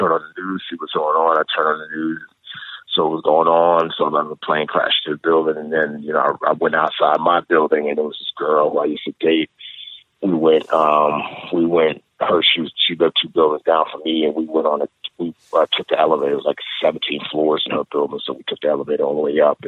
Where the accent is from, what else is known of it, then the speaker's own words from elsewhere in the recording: New York City, New York, United States; moved away as an adult; also born or lived in Nigeria; growing up in the Bronx